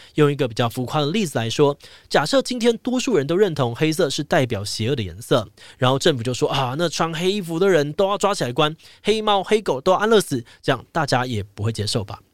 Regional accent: Taiwan; 身为台湾人

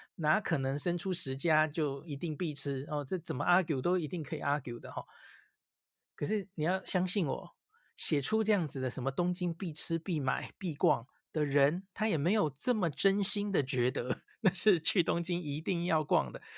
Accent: Taiwan; 我们台湾人

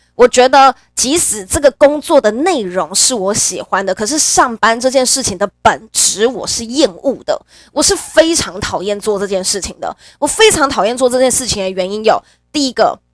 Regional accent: Nantou County, Taiwan; moved away as an adult; 我自己本身是中部的小孩，我是南投人

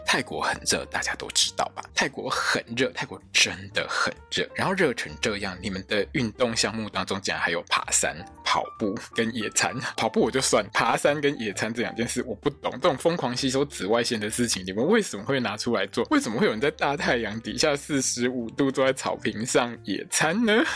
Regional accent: Taiwan; 这个跟我们台湾人在谈恋爱这件事情上面不太相同

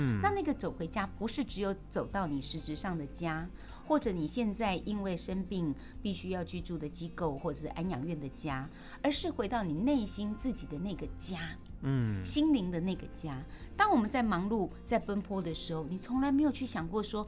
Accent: Keelung, Taiwan; 我从小在基隆长大，

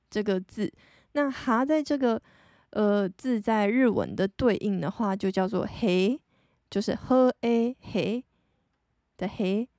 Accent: Taitung, Taitung County, Taiwan; moved away as an adult; 身为一个十八岁以前都常住在 台东的人

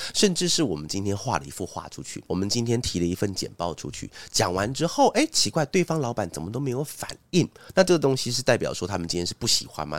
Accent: Taiwan; moved away; also born or lived in Taipei; 我在， 我在新竹主动地方成长

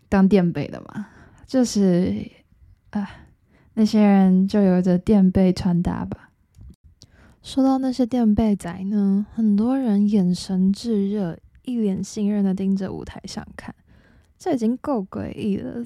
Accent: Taiwan; 我们台湾人

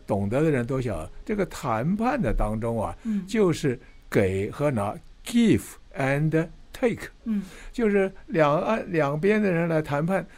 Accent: Taiwan; also born or lived in Hefei, Anhui, China; 我是大陆安徽省合肥市的人，嗯。我是十岁来台湾，嗯哼。现在我八十五岁，嗯。我在台湾七十五年

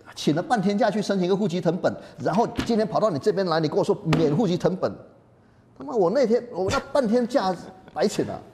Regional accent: Malaysia; moved away as an adult; also born or lived in United Kingdom / United States / Singapore; now in Taiwan; 我在马来西亚长大了

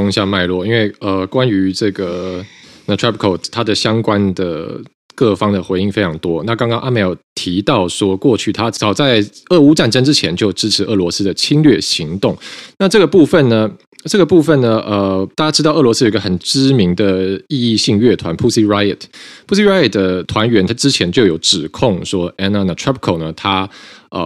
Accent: Taiwan; 那这个事情出来以后呢，我们台湾这边的外交部就是说，呃，这个台湾支持乌克兰的立场坚定，不容模糊。

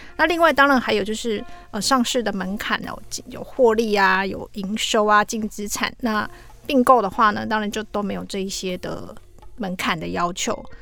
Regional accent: Taiwan; 那这个 unit 我们台湾人比较陌生啦

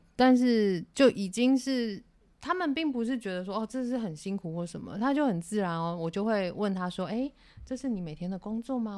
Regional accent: Yuanlin, Changhua County, Taiwan; 那其实我是彰化的孩子，就是嗯。彰化园林市的一个乡下小孩

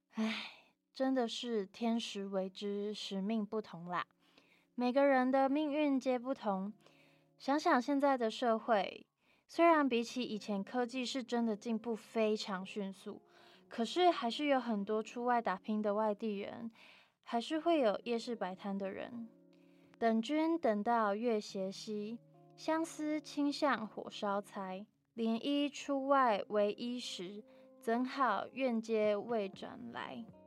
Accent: Taichung, Taiwan; 而我虽然家跟学校都在台中，可是其实我不太常回家

